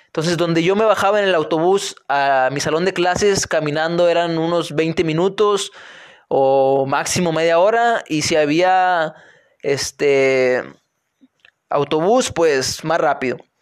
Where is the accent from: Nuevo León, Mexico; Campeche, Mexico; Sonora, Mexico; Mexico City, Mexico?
Nuevo León, Mexico; Linares; moved away as an adult; also born or lived in Monterrey; yo soy de Linares, Nuevo León. Nací en Monterrey, pero soy de Linares, Nuevo León. Eh, terminé la prepa acá en Linares